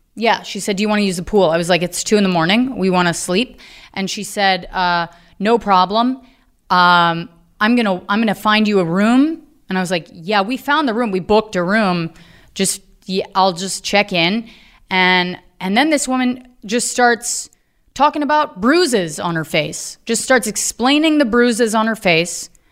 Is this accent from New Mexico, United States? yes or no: no; Virginia, United States; I'm from Virginia